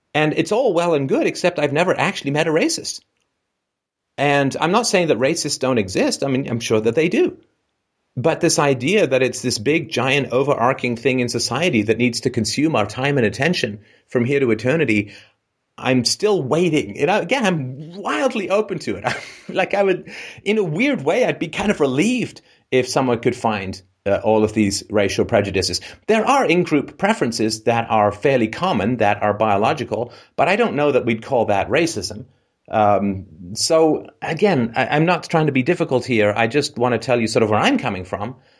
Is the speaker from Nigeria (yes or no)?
no; England, United Kingdom; moved away; also born or lived in Ireland / Canada; I was born in Ireland. I grew up in England, lived in Canada